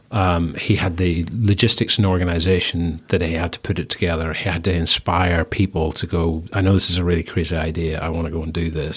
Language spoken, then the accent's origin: English; Northern Ireland, United Kingdom; accent: strong Northern Irish; moved away as an adult; also born or lived in Bristol; very strong Northern Irish accent